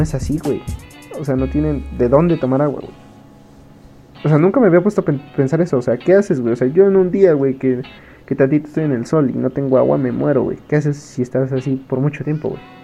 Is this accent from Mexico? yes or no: yes; Mexico; Como mexicanos